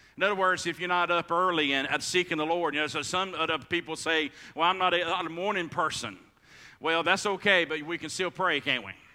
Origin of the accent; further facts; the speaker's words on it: United States; we as American uh, uh Christians